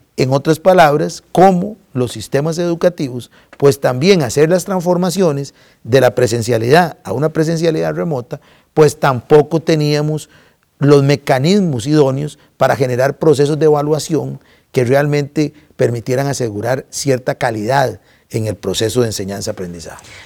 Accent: Costa Rica; como sociedad costarricense

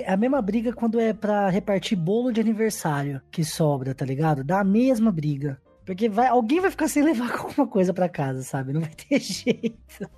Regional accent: Ribeirão Preto, São Paulo, Brazil; Sou de Ribeirão Preto

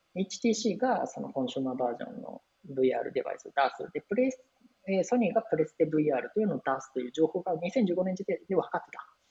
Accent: Osaka, Japan; moved away as an adult; also born or lived in Kyoto; now in Tokyo, Japan; 関西僕大阪出身で

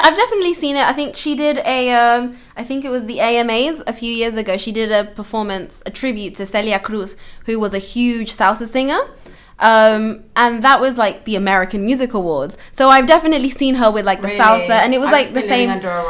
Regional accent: London, United Kingdom; I grew up in London, multicultural city.

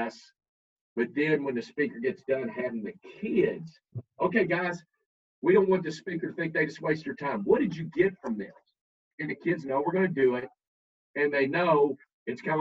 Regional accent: Kentucky, United States; I'm from Kentucky.

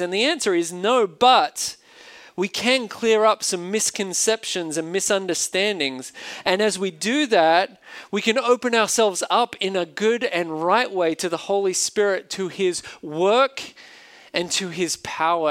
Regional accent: Australia; accent: Australian; now in United States; an Australian living in a foreign country

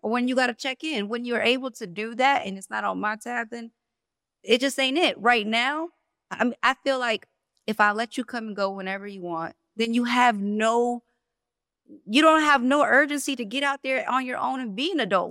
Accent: New Jersey, United States; moved away as an adult; also born or lived in the South; I'm from Jersey, so I, it's super diverse.

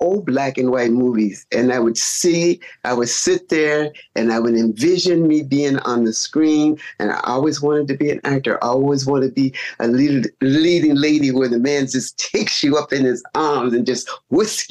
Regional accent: Chicago, Illinois, United States; now in California, United States; born and raised in Chicago

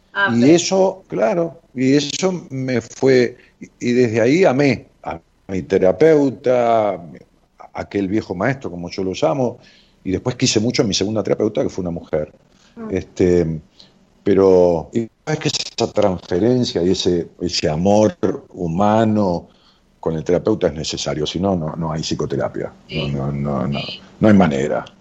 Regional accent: Ramos Mejía, Buenos Aires Province, Argentina; en mi pueblo, en Ramos Mejía

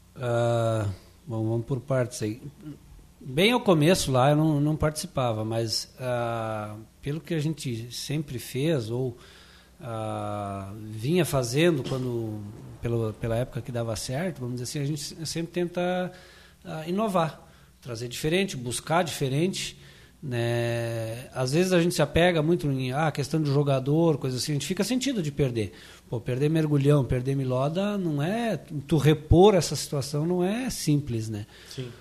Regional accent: Brazil; also born or lived in Glória; eu, na verdade, sou oriundo do Iguatemi, né? Estância da Figueira, Iguatemi, por aquela região.

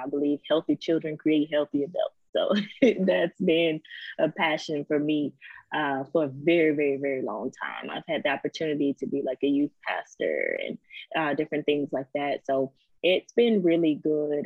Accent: Savannah, Georgia, United States; also born or lived in Misawa, Japan; now in Virginia Beach, United States; I am originally from Savannah, Georgia. Right now, we live in Virginia Beach, Virginia

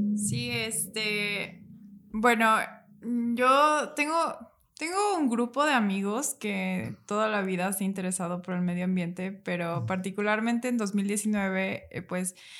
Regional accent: Morelos, Mexico; ya somos de Morelos

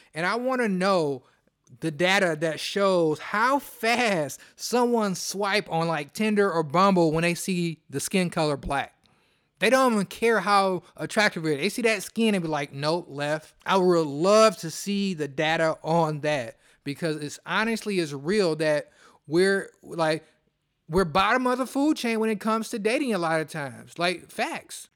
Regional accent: Detroit, Michigan, United States; I'm from Detroit.

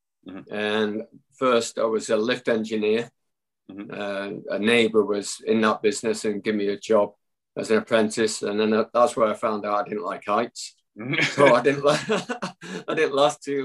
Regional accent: Littleborough, North West England, United Kingdom; also born or lived in Rusholme, Manchester; we moved away from Manchester when I was seven, to a place called Littleborough.

